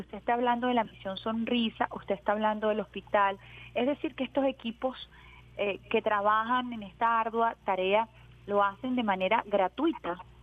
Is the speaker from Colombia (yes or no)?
no; Venezuela